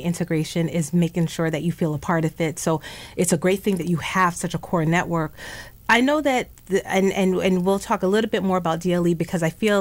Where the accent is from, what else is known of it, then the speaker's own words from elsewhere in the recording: New York City, New York, United States; moved away; I grew up in the Bronx